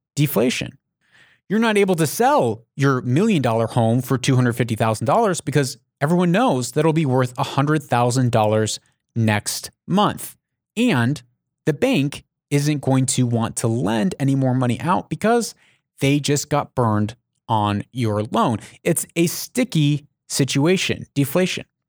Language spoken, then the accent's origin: English; United States; I'm an American